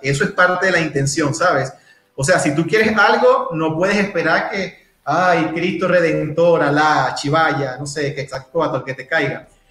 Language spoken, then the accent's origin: Spanish; Maturín, Monagas, Venezuela; moved away as an adult; now in Mexico City, Mexico; soy venezolano, tengo 33 años, soy de Maturín, Estado Monagas, al oriente del país.